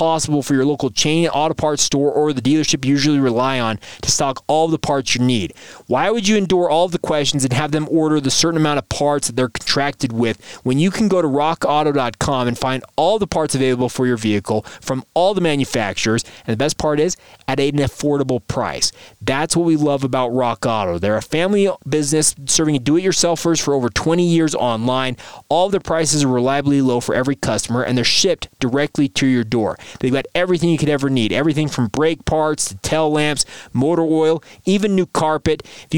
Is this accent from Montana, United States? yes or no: no; Orem, Utah, United States; a guy I grew up around in Orem, Utah.